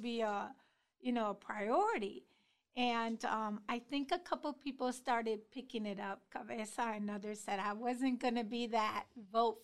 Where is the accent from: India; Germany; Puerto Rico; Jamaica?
Puerto Rico; moved away as an adult; now in Columbus, United States; little old me, Puerto Rican girl, not even 2 years in Columbus